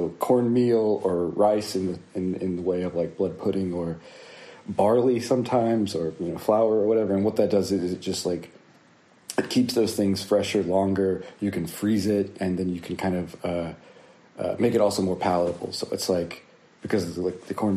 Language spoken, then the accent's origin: English; North Carolina, United States; now in Philadelphia, United States; I was born in North Carolina, and I currently live in Philadelphia, Pennsylvania